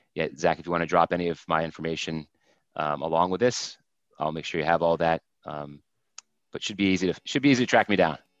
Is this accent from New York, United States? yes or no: no; Vermont, United States; I grew up in Vermont, and so worked in a bunch of places.